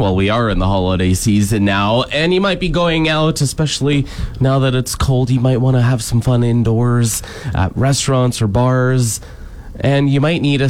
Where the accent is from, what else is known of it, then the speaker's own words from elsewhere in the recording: Chicopee, Massachusetts, United States; Shout out to Chicopee Tube Park back in my hometown.